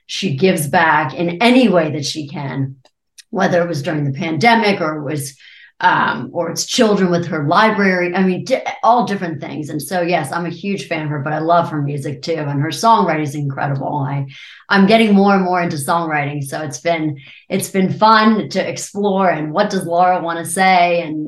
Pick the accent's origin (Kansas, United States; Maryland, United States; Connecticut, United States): Maryland, United States; Maryland. Okay. Turn left at the cow, right at the church, keep on going directions.